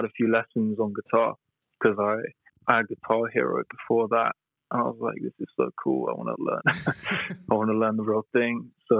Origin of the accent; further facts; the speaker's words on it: Tottenham, London, United Kingdom; born there; also born or lived in Brighton; Oh, I was born in Tottenham, which is like North London. And then I've moved around a lot. I lived in Brighton when I was studying, and now I've just recently moved back to London.